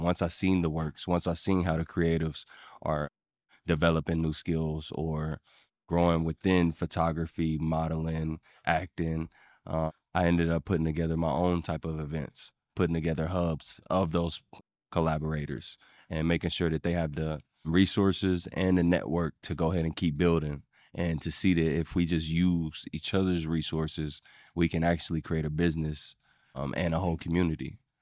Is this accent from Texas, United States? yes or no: no; Ohio, United States; also born or lived in Evansville, Indiana; I was born in Indiana, raised in Ohio